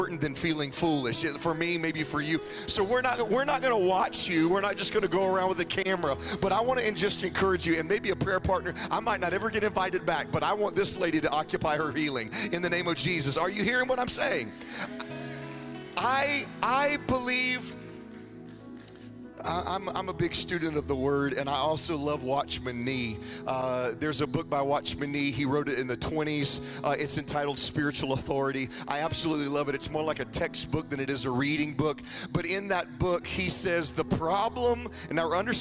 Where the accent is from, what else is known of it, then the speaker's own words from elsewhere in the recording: Jacksonville, Florida, United States; my wife Jennifer. We're from Jacksonville, Florida